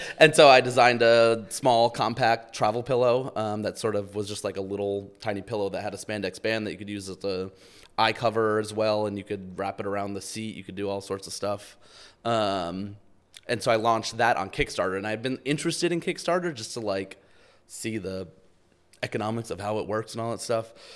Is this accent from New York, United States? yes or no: yes; outside New York City, United States; I grew up outside New York City